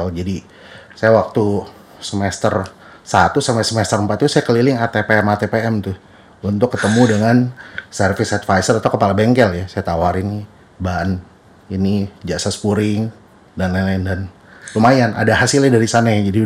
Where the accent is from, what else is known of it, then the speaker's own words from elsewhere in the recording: Jakarta, Indonesia; papa mama saya perantau dari Bangka Belitung sempat ke Lampung dulu lalu end up di Jakarta uh, dari SD sampai SMA